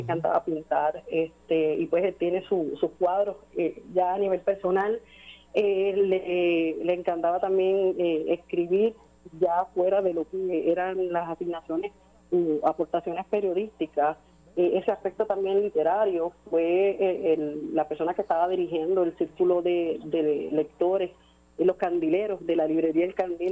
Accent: Puerto Rico; como ciudadanos, como puertorriqueños

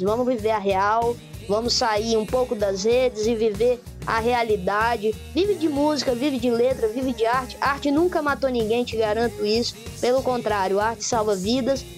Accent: Espírito Santo, Brazil; eu sou do Espírito Santo

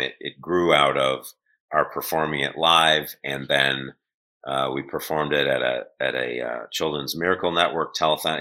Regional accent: Shaker Heights, Ohio, United States; I grew up in Cleveland, suburb of Cleveland, called Shaker Heights

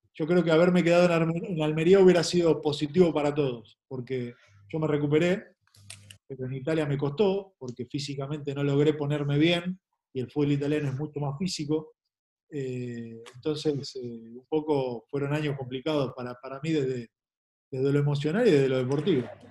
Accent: Argentina; moved away as an adult; also born or lived in Asunción, Paraguay; como futbolista argentino me siento

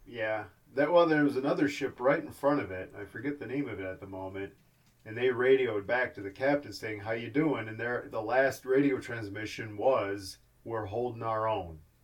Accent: Cleveland, Ohio, United States; Growing up in Cleveland

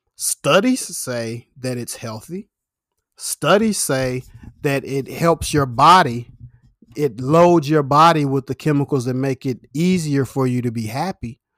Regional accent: United States; I'm American

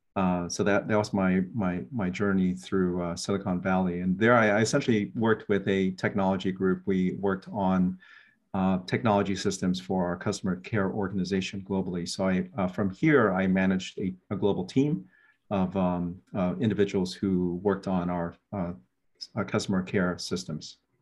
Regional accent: Guam; also born or lived in Philippines / Germany / San Jose, California; now in Hilo, United States; born and raised in Guam

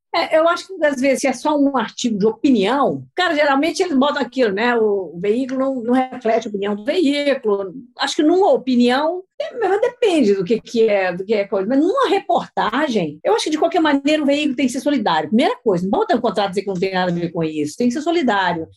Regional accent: Minas Gerais, Brazil; Eu sou mineira do interior

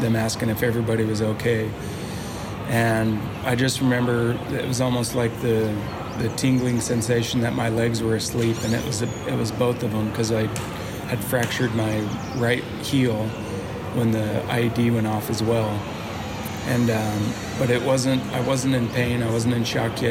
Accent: United States; as an American

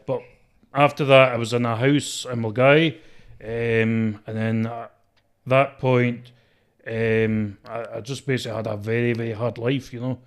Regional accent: Scotland, United Kingdom; accent: mixed traveller accent

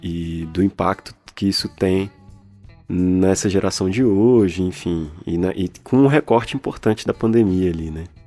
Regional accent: Taguatinga, Federal District, Brazil; moved away as an adult; now in Minas Gerais, Brazil; e eu sou de lá, acabei nascendo lá, sou de, Taguatinga, é uma cidade é, no Distrito Federal

